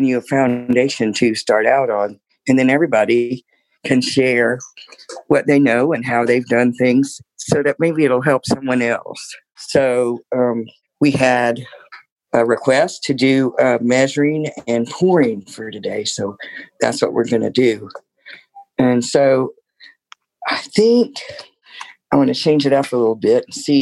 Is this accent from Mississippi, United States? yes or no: no; Tallahassee, Florida, United States; I'm from Tallahassee, Florida